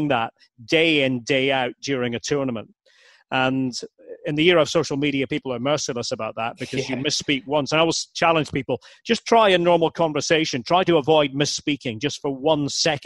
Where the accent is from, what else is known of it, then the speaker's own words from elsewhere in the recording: Aberdeen, Scotland, United Kingdom; I'm from Aberdeen, from Scotland